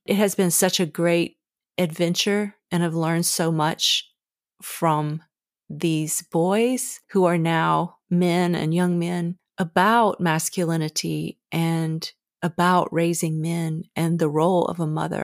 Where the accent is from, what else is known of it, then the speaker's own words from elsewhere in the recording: the South, United States; Growing up in the South